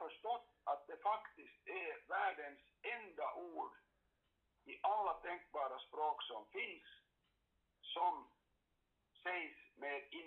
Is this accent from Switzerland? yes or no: no; Karis, Uusimaa, Finland; Jag kommer ju själv från Karis, eller kommer och kommer, men, men gick i skola där.